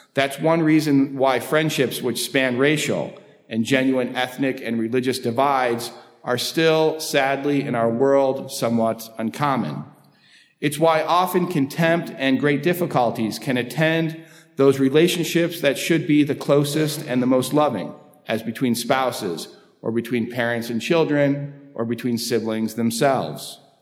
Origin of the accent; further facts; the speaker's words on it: United States; also born or lived in London; growing up in the United States